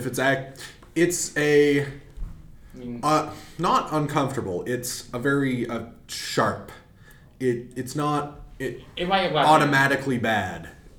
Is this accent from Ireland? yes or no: yes; Ireland; I mean, I'm Irish.